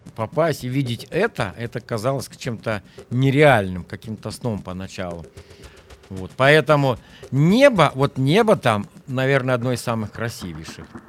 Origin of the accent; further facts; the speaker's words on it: Kaluga Oblast, Russia; moved away as an adult; я вырос в Калужской области и никогда не покидал практически ее пределов